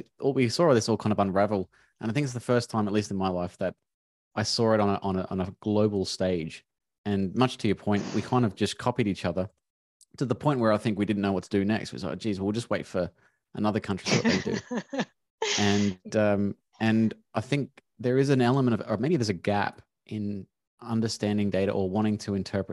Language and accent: English; Melbourne, Victoria, Australia; I'm from Melbourne